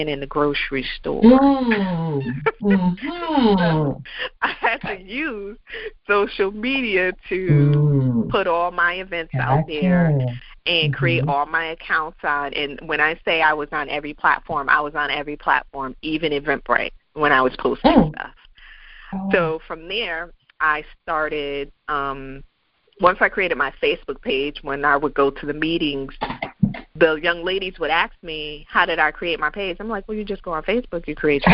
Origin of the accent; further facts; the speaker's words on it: Connecticut, United States; moved away as an adult; now in Virginia, United States; I'm originally from Connecticut, and I made the wonderful decision that I was going to leave Connecticut